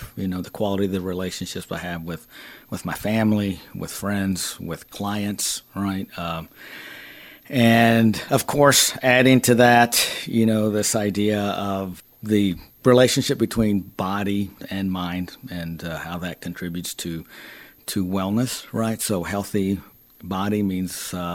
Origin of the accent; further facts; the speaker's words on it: Texas, United States; moved away; I am originally from Texas